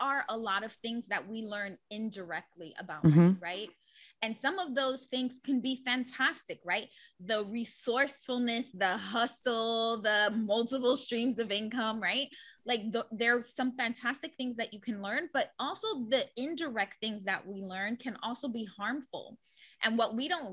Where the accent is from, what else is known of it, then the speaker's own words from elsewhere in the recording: New York City, New York, United States; I'm born and raised in the Bronx